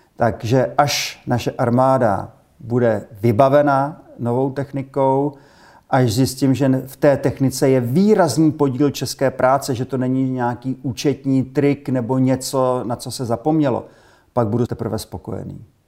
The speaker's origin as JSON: {"language": "Czech", "country": "Czechia", "said": "Jako Češi"}